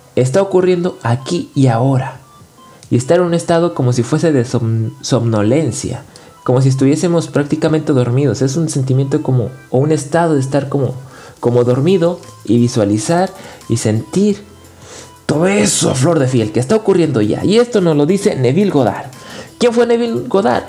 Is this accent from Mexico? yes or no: yes; Nuevo León, Mexico; Yo soy del norte de México, de Nuevo León